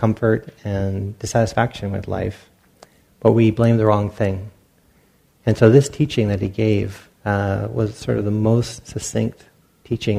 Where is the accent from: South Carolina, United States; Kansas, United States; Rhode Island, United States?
Rhode Island, United States; also born or lived in Pacific Northwest / San Francisco Bay Area; now in Briones, United States; I grew up in Rhode Island, and then lived up in the Northwest for a while, and I've been down the Bay Area for a while now